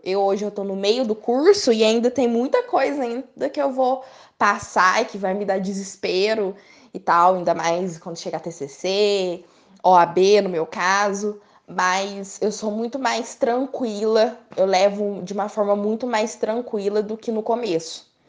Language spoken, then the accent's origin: Portuguese; Três Corações, Minas Gerais, Brazil; nascida e criada em Três Corações